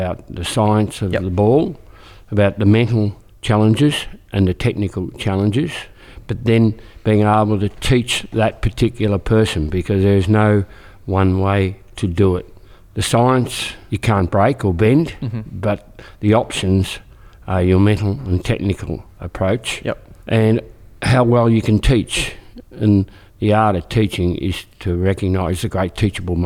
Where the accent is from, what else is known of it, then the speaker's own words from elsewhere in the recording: Colac, Victoria, Australia; a coaching job came up at my hometown, Colac, which is in the Hamden League